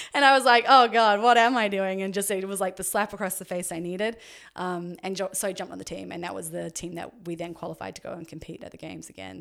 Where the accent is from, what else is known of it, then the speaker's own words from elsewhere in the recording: Auckland, New Zealand; moved away as an adult; also born or lived in Dunedin, New Zealand / Orange County, United States; So I was born in New Zealand, um, lived there until I was seventeen, and then, uh, or sorry, lived in Auckland until I was seventeen